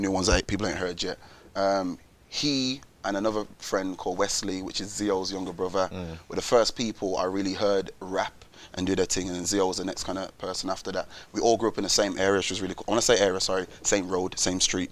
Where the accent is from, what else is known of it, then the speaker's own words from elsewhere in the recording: Wolverhampton, West Midlands, United Kingdom; I'm from Wolverhampton when you come from a place like Wolves, it's so small, everyone knows each other.